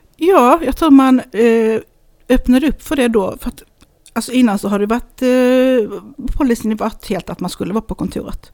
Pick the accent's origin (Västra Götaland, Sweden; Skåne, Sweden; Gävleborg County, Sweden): Skåne, Sweden; Hässleholm; also born or lived in Lund; Jag är född i Hässleholm